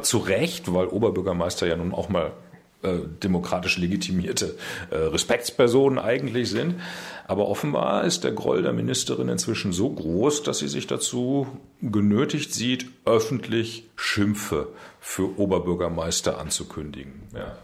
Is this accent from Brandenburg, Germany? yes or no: no; Münster, North Rhine-Westphalia, Germany; das Presseamt meiner Heimatstadt leiten in Münster